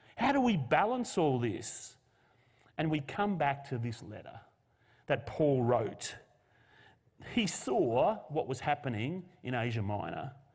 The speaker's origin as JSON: {"language": "English", "country": "Australia", "said": "as a nation, we live in a post-Christian culture. Australia is no longer Christian."}